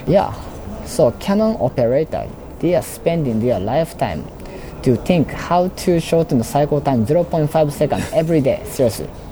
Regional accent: Osaka, Japan; moved away; I'm actually in Osaka. I'm from Osaka. So I was in uh, parents' house

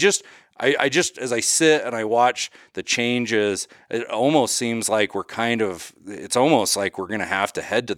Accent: Idaho, United States; my home state of Idaho, how much longer we'll have general season hunting where you can just go to the gas station and buy a tag and go.

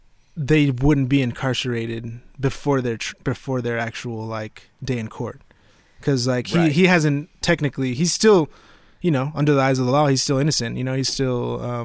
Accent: Fort Worth, Texas, United States; because, you know, we grew up in Fort Worth.

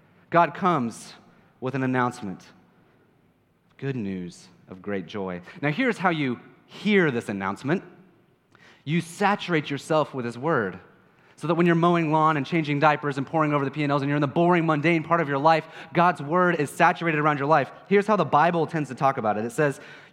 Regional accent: Kansas, United States; I'm from Kansas

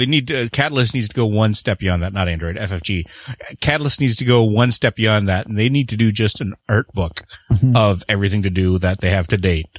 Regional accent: Canada; I am the Canadian.

